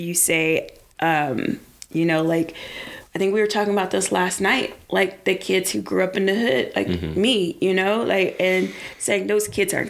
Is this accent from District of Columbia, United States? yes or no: yes; Washington, District of Columbia, United States; I'm from Southeast DC. Because I didn't want people to know that I was from like one of the poorest neighborhoods in DC.